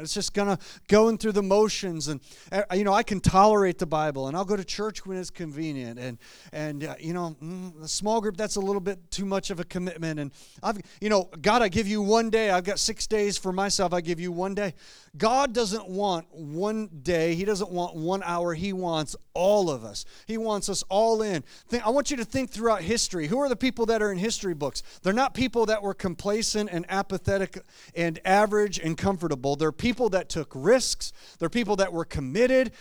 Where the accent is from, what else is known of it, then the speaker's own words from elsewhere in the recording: Clarkston, Michigan, United States; moved away as an adult; also born or lived in Grand Rapids, Michigan; I grew up in Clarkston, uh, Michigan, not too far from here, and until I moved to Grand Rapids years ago